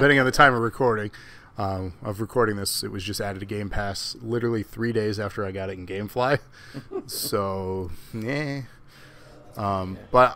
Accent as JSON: {"language": "English", "region": "Michigan", "country": "United States", "said": "I'm from fucking Michigan"}